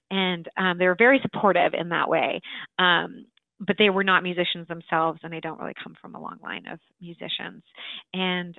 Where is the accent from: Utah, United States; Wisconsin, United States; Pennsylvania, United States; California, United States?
California, United States; Pleasanton; I grew up in the San Francisco Bay Area in a town just outside of San Francisco called Pleasanton, California